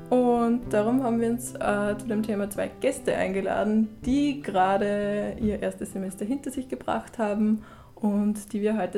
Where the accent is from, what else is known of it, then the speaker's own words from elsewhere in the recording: Upper Austria, Austria; moved away as an adult; now in Vienna, Austria; aus einem kleinen Dorf im Mühlviertel und bin dann nach Wien gezogen, nach der Matura.